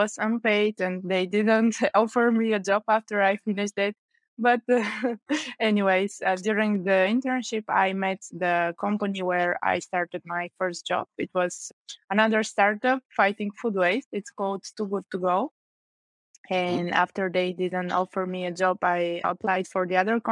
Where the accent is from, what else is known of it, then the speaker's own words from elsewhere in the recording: Sofia, Sofia City, Bulgaria; I grew up in Sofia